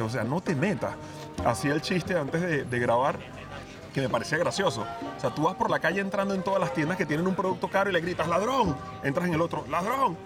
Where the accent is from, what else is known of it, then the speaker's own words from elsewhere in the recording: Venezuela; now in Spain; yo ya eh, como venezolano, con más de la mitad de mi vida fuera de, Venezuela, porque yo llevo ya más años vivido fuera de Venezuela que dentro de Venezuela